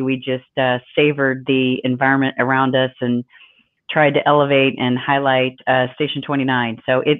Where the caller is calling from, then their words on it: Arizona, United States; I'm calling in from Arizona, as is Sue.